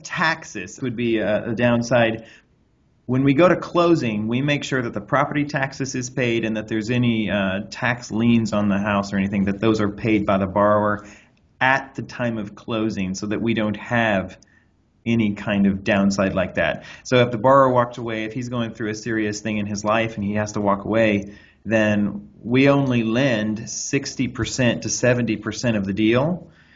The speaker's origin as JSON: {"language": "English", "town": "Anderson", "region": "Indiana", "country": "United States", "tie": "born or raised there", "moved": "yes", "lives_now": "Los Angeles, United States", "said": "I'm from Anderson, Indiana, where I grew up out on a horse farm"}